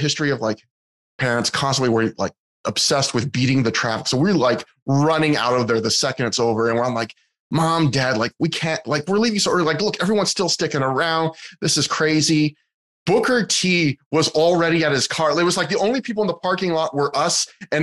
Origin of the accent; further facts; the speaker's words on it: Kelowna, British Columbia, Canada; my hometown of Kelowna